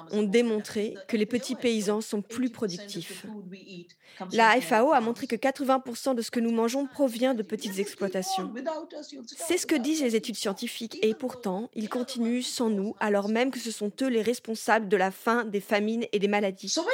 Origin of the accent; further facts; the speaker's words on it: India; Je suis née en Inde.